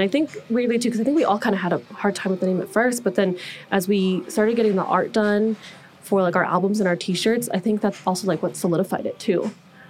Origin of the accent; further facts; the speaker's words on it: Thornton, Colorado, United States; technically I grew up like more in Thornton area